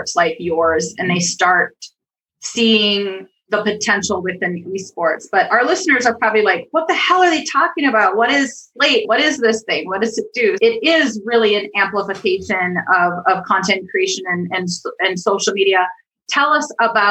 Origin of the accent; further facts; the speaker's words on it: Minneapolis, Minnesota, United States; my hometown of Minneapolis